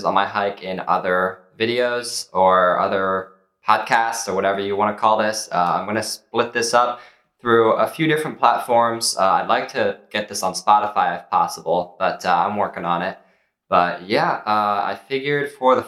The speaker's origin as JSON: {"language": "English", "region": "Maryland", "country": "United States", "said": "I'm from Maryland"}